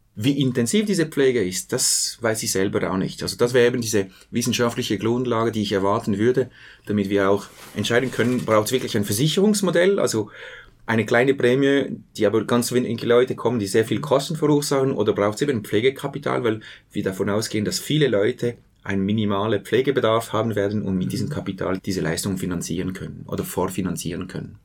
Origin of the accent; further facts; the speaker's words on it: Switzerland; Bei uns in der Schweiz